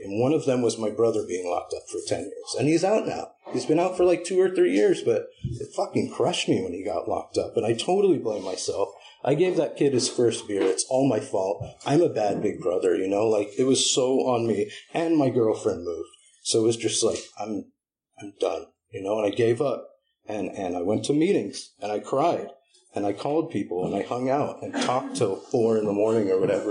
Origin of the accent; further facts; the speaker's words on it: Berkeley, California, United States; also born or lived in Humboldt County, California; I'm a Berkeley boy. Not born, but raised, you know? Like, I was born in Humboldt